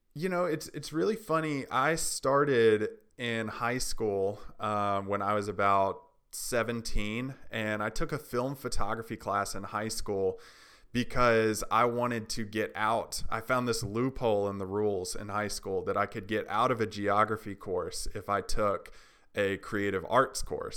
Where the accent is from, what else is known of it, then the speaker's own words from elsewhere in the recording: Tennessee, United States; also born or lived in Haiti; I'm from Tennessee